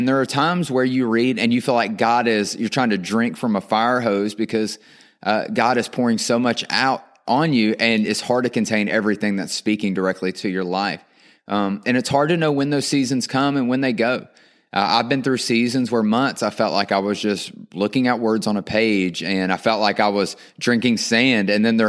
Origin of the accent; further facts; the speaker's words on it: North Carolina, United States; accent: twang; Now, I'm from North Carolina. That's why I got this twang.